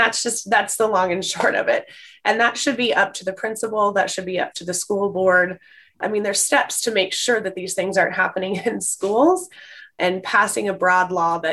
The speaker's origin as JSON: {"language": "English", "town": "Tulsa", "region": "Oklahoma", "country": "United States", "tie": "born or raised there", "said": "Born and raised in Tulsa, Oklahoma"}